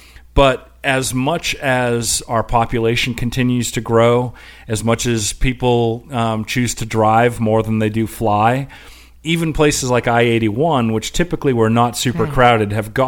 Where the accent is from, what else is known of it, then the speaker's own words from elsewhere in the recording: Asheville, North Carolina, United States; we're from Asheville, North Carolina.